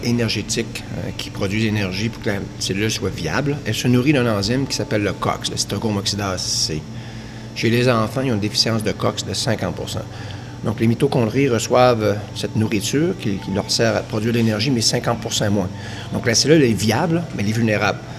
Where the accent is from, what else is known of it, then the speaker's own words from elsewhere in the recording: Quebec, Canada; de ma communauté où je suis né, en Saint-Jean